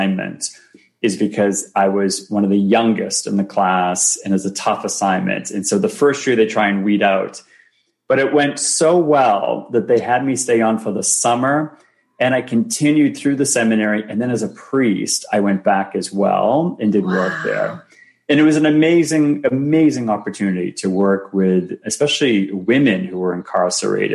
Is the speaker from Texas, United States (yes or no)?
no; Boston, Massachusetts, United States; moved away as an adult; also born or lived in Ohio / New York City / Toronto; I grew up in Boston. That's my home city.